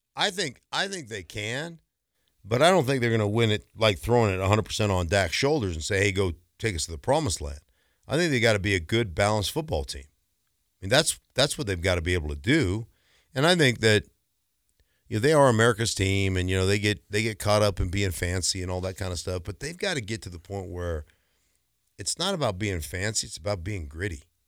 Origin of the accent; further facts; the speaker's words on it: Alaska, United States; moved away; I grew up in Alaska